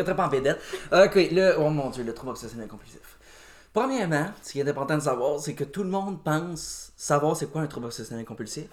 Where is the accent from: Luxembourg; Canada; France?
Canada; Joliette, Quebec; now in Saint-Alphonse-Rodriguez, Canada; Je viens de Joliette